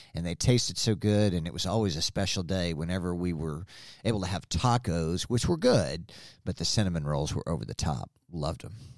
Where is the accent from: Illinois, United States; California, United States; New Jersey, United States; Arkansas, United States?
Arkansas, United States; Springdale; I was born in Springdale a long, long time ago, and was able to spend several wonderful years at John Tyson Elementary School.